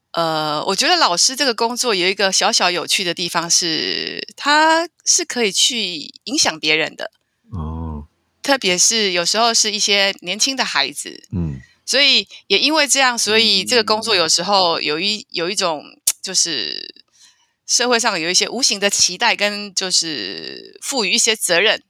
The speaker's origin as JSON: {"language": "Chinese", "country": "Taiwan", "said": "我是台湾人"}